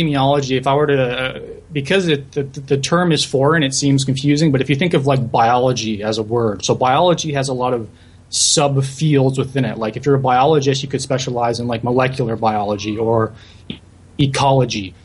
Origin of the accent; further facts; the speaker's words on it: St. Catharines, Ontario, Canada; moved away as an adult; also born or lived in Guelph; now in Montreal, Canada; I was born and raised in the Niagara region in St. Catharines